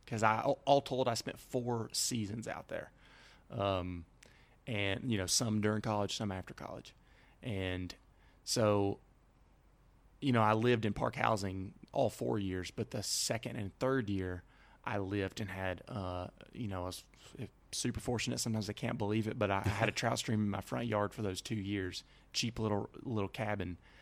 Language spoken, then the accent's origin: English; Alabama, United States; moved away as an adult; growing up in Alabama